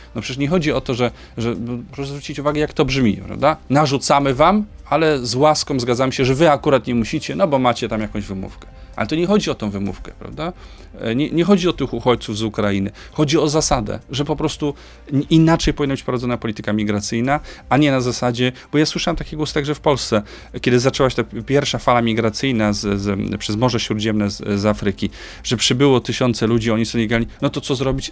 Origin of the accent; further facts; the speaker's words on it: Opole Voivodeship, Poland; będę na mojej rodzinnej Opolszczyźnie. Y, w, z której pochodzę